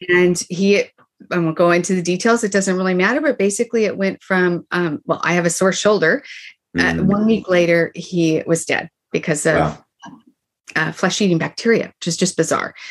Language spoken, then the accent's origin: English; Boise, Idaho, United States; moved away; Boise, Idaho, where I grew up